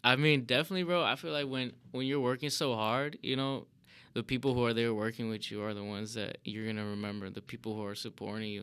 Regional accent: Chicago, Illinois, United States; born and raised in Chicago

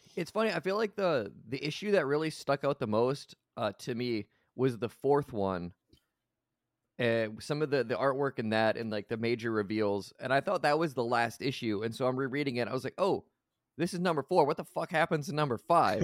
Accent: United States; I am from the United States.

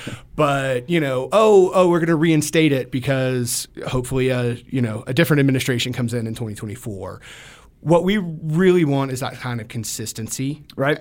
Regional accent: Georgia, United States; moved away as an adult; I grew up in Georgia

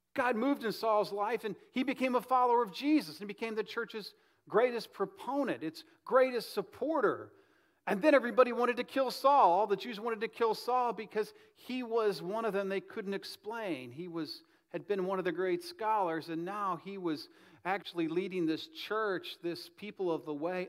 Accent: Midwest, United States; now in Delray Beach, United States; Up north where I grew up in the Midwest

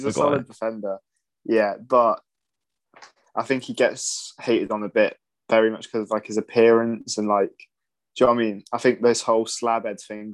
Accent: Scotland, United Kingdom; Saying I'm Scottish, that was the most satisfying game I've ever...

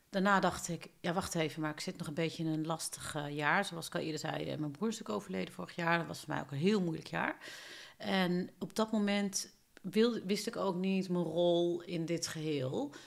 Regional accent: Eindhoven, North Brabant, Netherlands; Ik ben geboren in Eindhoven in het zuiden van Nederland. En ehm, ik heb daar een fijne eh, jeugd uh, doorgebracht.

